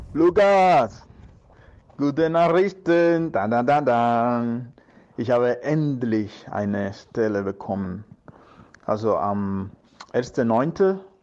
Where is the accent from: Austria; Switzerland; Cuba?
Cuba; German is a second language; moved away as an adult; now in Berlin, Germany; Ich bin in Kuba geboren, aber ich bin jetzt hier.